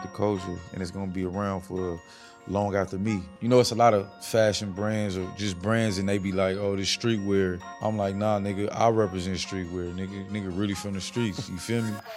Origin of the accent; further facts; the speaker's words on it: West Coast, United States; I'm from the West Coast